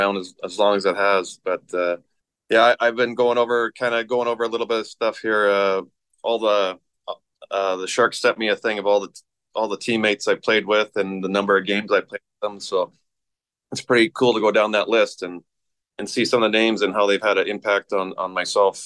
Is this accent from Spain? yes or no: no; Saskatchewan, Canada; growing up in Saskatchewan